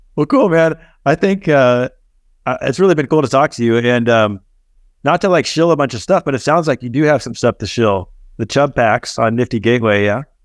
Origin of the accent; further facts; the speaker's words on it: Dallas, Texas, United States; moved away; also born or lived in Chicago; I grew up in Dallas